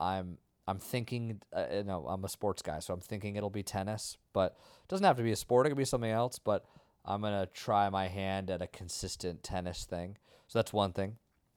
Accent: Vermont, United States; I grew up in nature. Yeah. I'm from Vermont.

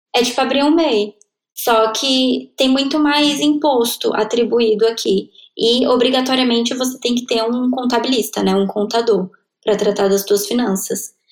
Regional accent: Brasília, Federal District, Brazil; moved away as an adult; also born or lived in Coimbra, Portugal; now in Lisbon, Portugal; eu sou de Brasília

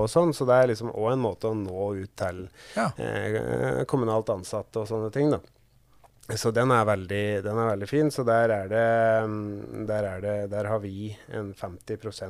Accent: Kapp, Innlandet, Norway; also born or lived in Gjøvik; jeg er jo fra Kapp, men jeg bor litt utafor Gjøvik

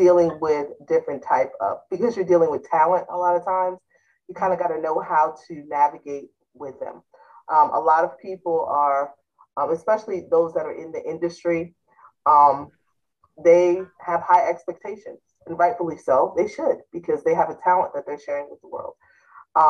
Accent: South Fallsburg, New York, United States; my hometown in upstate New York

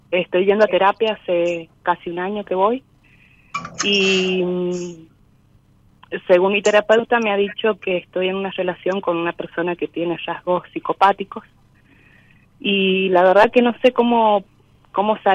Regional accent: San Juan, Argentina; De San Juan

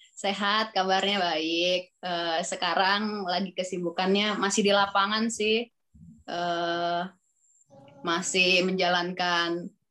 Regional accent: Jakarta, Indonesia; also born or lived in Bekasi; saya lahir di Jakarta

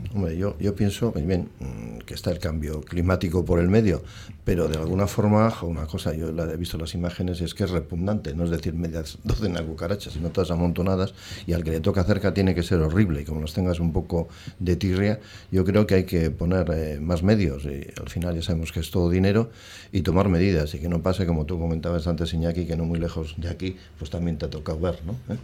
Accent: Portugalete, Basque Country, Spain; soy de, aquí de Portugalete, pues de los años aquellos

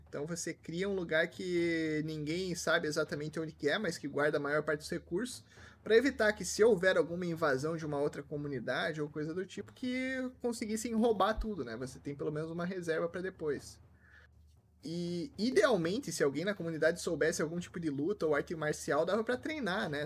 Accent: Curitiba, Paraná, Brazil; now in Toronto, Canada; eu Originalmente sou de Curitiba, mas não tô em Curitiba

